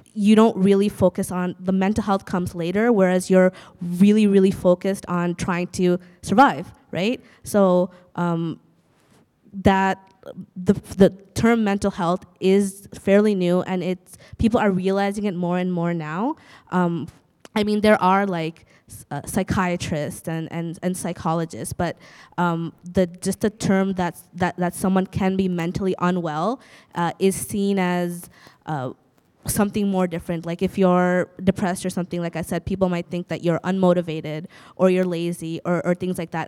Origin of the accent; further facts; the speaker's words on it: Bangladesh; now in Canada; I'm from Bangladesh